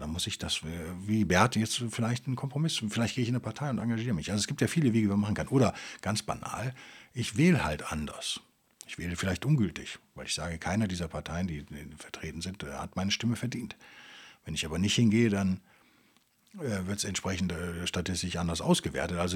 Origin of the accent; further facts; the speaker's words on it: West Germany, Germany; Es ist einfach viel zu weit weg von da, wo ich herkomme und hat, irgendwie ist es halt so super isoliert da in Sibirien für einen Westdeutschen.